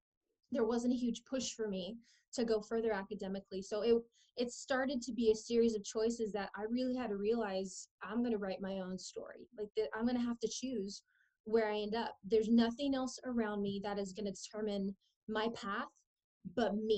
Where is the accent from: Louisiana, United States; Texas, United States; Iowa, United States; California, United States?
California, United States; San Diego; I was born in San Diego and grew up in a low-income home